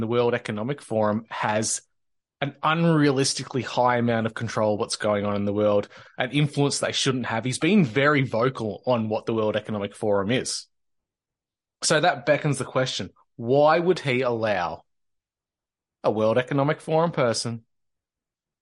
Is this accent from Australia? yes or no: yes; Victoria, Australia; In Australia, in Victoria, my home state